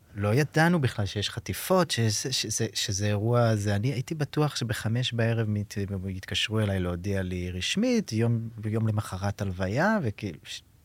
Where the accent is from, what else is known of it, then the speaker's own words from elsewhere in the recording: Be'eri, Southern District, Israel; also born or lived in Kibbutz Gezer / Jerusalem; אני נולדתי בקיבוץ גזר, ומאוד מהר, גיל שנתיים, עברנו לקיבוץ בארי, שם גדלתי